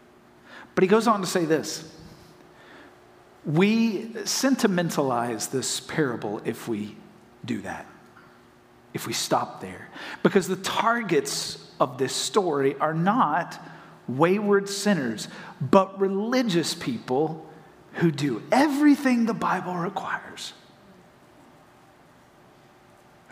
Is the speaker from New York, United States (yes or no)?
no; Hendersonville, North Carolina, United States; now in Florida, United States; I'm from Hendersonville, North Carolina